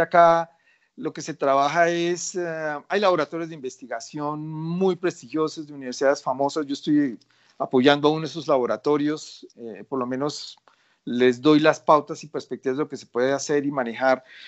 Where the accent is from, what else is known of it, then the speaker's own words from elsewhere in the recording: Colombia; soy colombiano